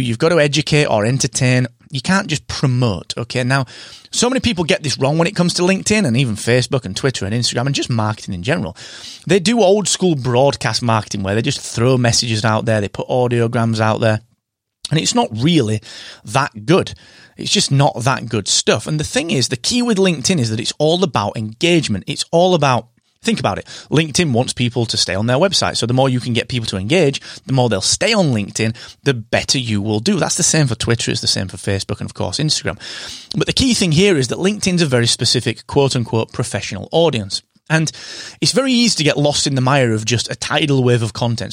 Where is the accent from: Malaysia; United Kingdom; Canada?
United Kingdom